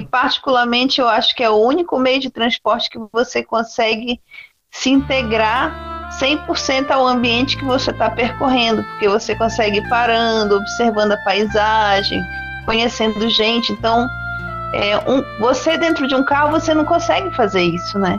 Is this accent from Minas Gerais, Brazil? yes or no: no; interior of São Paulo, Brazil; also born or lived in Belém, Pará; Eu nasci em Belém, só que minha família foi morar no interior de São Paulo.